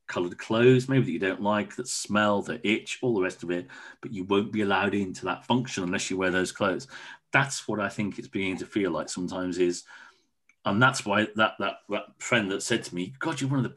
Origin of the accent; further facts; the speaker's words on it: Wolverhampton, West Midlands, United Kingdom; moved away; also born or lived in Truro; I was brought up in Wolverhampton